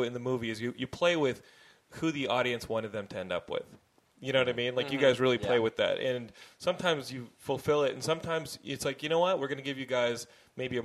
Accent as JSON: {"language": "English", "town": "Austin", "region": "Texas", "country": "United States", "tie": "born or raised there", "moved": "yes", "said": "I grew up in Austin, and we always talk about high school when we go back"}